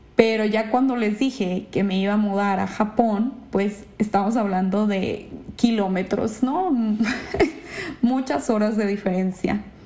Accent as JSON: {"language": "Spanish", "town": "Ensenada", "region": "Baja California", "country": "Mexico", "also_born_or_lived": "Mexico City", "moved": "as an adult", "lives_now": "Japan", "said": "Yo en Ensenada eh, allá vivía, allá estudié, ahí hice mi carrera de gastronomía"}